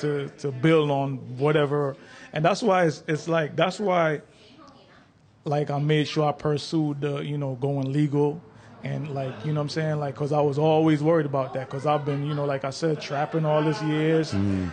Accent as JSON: {"language": "English", "country": "Jamaica", "also_born_or_lived": "Brooklyn, New York", "lives_now": "United States", "said": "Yeah, when I came from Jamaica, we lived in Brooklyn, and I've been all over the East Coast."}